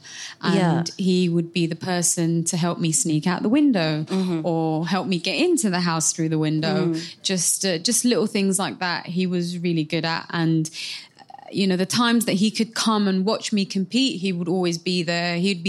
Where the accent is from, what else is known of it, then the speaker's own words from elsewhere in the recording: Somalia; So I represent my home country of Somalia.